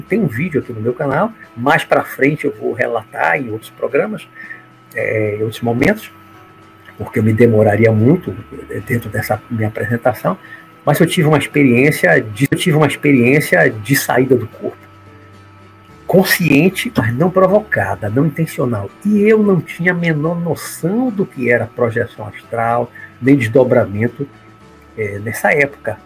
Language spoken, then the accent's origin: Portuguese; Salvador, Bahia, Brazil; also born or lived in Olinda, Pernambuco / Rio de Janeiro; A maior parte da minha vida, aí uns 55 anos, eu morei em Salvador, Bahia, nunca morei no interior